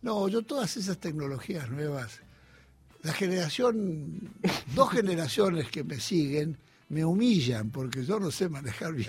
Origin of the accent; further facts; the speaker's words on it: Olivos, Buenos Aires Province, Argentina; Yo nací en Olivos